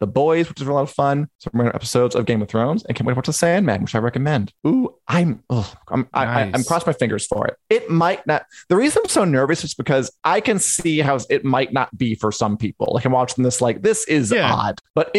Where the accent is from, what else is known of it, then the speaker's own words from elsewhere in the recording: Chicago, Illinois, United States; speaking as a Chicagoan of Italian descent